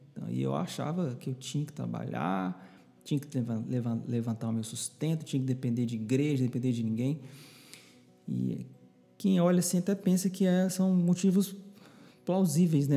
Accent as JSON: {"language": "Portuguese", "town": "Belo Horizonte", "region": "Minas Gerais", "country": "Brazil", "tie": "born or raised there", "moved": "as an adult", "lives_now": "João Pessoa, Brazil", "said": "Eu nasci em Belo Horizonte, sou mineirinho da Gema, como a gente costuma falar lá"}